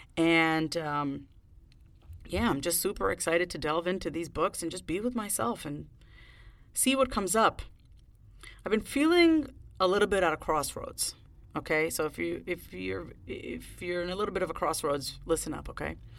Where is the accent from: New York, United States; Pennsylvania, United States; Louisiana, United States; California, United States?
New York, United States; Long Island; moved away; I was raised on Long Island